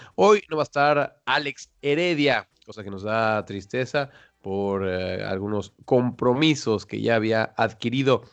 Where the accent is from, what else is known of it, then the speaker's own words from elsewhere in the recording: Mexico; now in Netherlands; acá acá, en Holanda, los dos somos mexicanos